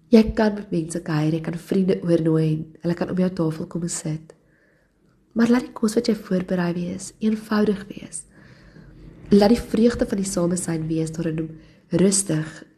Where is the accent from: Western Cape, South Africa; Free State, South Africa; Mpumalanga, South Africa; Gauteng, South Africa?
Gauteng, South Africa; Johannesburg; ek het in Johannesburg groot geword